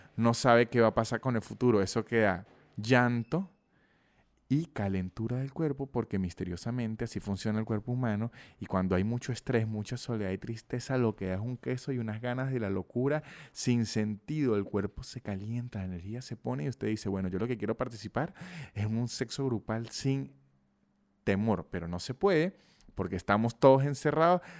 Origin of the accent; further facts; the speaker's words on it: San Cristóbal, Táchira, Venezuela; yo soy de San Cristóbal, una ciudad pequeña de Venezuela